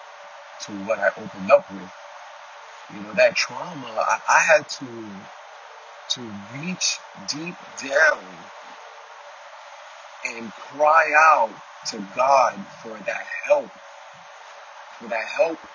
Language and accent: English; New York City, New York, United States; moved away as an adult; now in Florida, United States; Born and raised in Queens, Flushing, Queens, Ash Ave